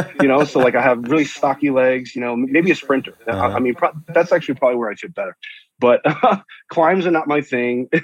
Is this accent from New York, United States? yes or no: yes; New York, United States; now in San Diego, United States; I'm a New Yorker